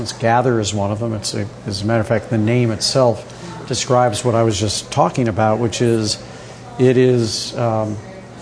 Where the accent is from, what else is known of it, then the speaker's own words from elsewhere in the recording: St. Louis, Missouri, United States; now in New York, United States; I grew up in St. Louis, Missouri, which I did